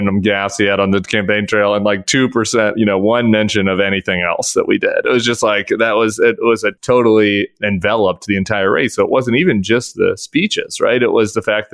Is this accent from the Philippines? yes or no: no; Colorado, United States; I'm from Colorado